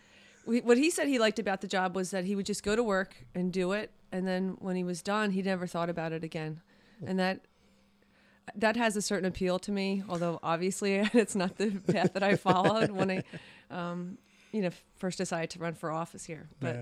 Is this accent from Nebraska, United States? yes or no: no; Broomall, Pennsylvania, United States; So I grew up in Broomall.